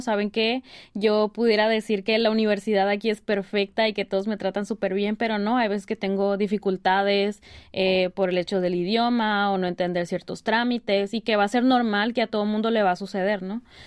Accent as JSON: {"language": "Spanish", "country": "Mexico", "tie": "born or raised there", "moved": "as an adult", "lives_now": "South Korea", "said": "yo soy criada como mexicana, como latina"}